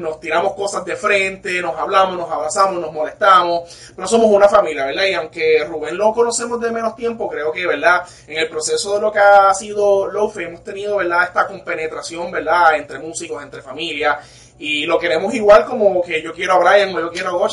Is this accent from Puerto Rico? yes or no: yes; Puerto Rico; Nosotros somos puertorriqueños, somos latinos